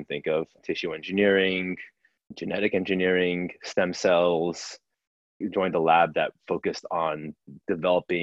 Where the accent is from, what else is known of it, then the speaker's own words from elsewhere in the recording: New Jersey, United States; moved away as an adult; also born or lived in Taipei, Taiwan; now in San Francisco, United States; grew up in Jersey